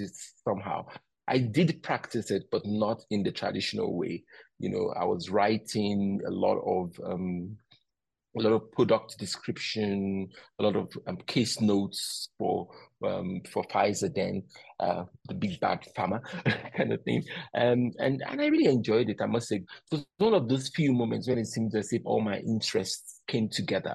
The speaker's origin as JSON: {"language": "English", "country": "Nigeria", "said": "where I come from as a Nigerian"}